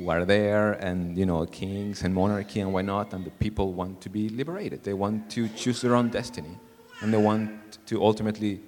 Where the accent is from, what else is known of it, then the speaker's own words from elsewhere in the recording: Peru; moved away; I am from a middle-class Catholic family in Peru